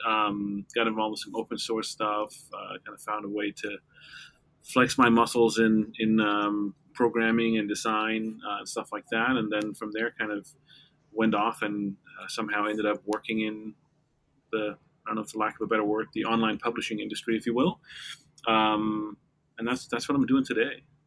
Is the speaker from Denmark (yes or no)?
yes; Denmark; now in New York, United States; I'm Danish. I grew up in Denmark.